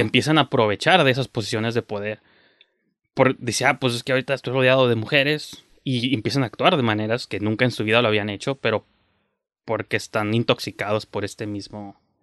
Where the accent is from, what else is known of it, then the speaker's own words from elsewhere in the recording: Mexico; como mexicanos, que es un país ultra conservador